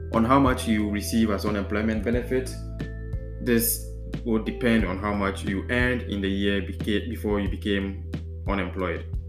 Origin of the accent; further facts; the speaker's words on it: Ghana; now in Netherlands; I'm a Ghanaian and presently living in the Netherlands